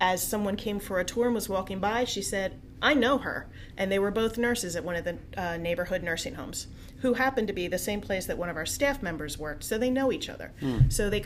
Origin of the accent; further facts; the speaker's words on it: New Jersey, United States; now in Coatesville, United States; I'm a Jersey girl.